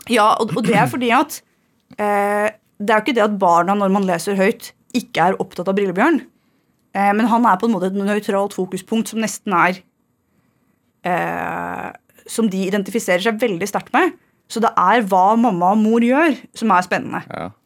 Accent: Fredrikstad, Østfold, Norway; så er jeg fra Torsnes

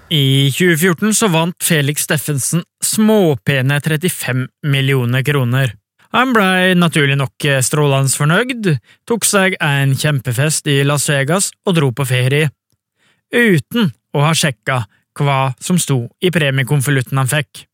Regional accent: Bø, Telemark, Norway; i stua hjemme i Bø

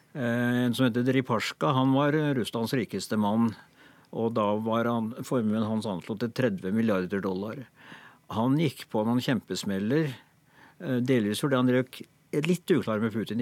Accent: Norway; vi som nordmenn

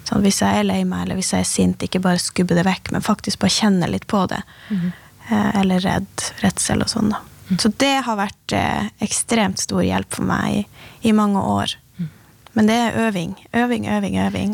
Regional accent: Finnmark, Norway; som finnmarkinger

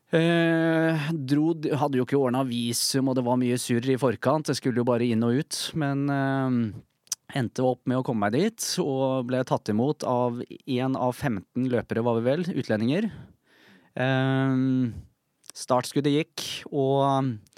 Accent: Bærum, Akershus, Norway; Jeg ble født i Bærum eh, i 1983

